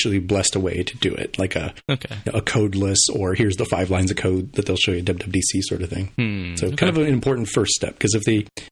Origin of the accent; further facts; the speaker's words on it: Texas, United States; My home state of Texas